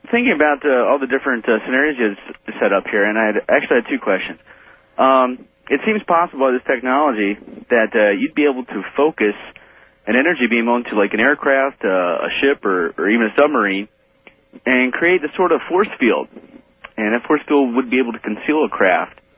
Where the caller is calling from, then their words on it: Memphis, Tennessee, United States; in Memphis on uh, WMC.